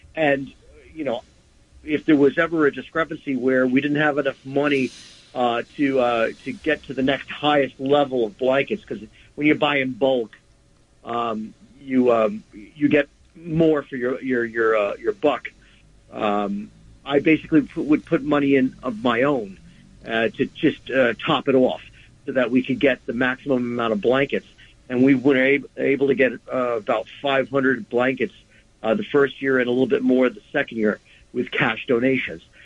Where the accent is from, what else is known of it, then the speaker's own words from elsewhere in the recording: New York City, New York, United States; growing up in New York, um, we were always conscious of the less fortunate because they were all around us. And there's that very, very odd dichotomy of being in arguably one of the richest cities in the world